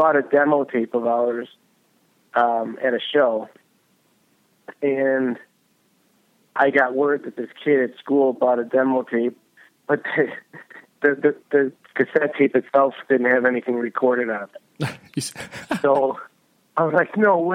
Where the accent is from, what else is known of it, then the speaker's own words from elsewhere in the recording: Buffalo, New York, United States; I was born and raised in Buffalo. Yep. And, in the suburbs, and, went to high school here.